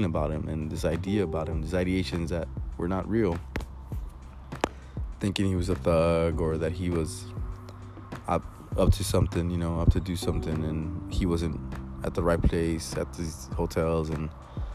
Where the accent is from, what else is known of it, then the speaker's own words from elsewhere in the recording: Laredo, Texas, United States; And we're from Laredo, Texas. We're in a small ass town here in Texas, you know, next to the border, next to Mexico.